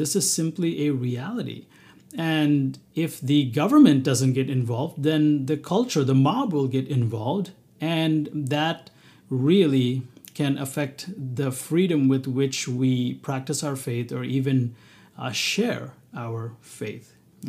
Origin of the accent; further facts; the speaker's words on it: Bahrain; also born or lived in South India, India; You know, as a person of Indian origin, I was born and raised in the Middle East. Now, thankfully, both Bahrain, the country that I was born in, and South India, where I lived, there was not a lot of persecution.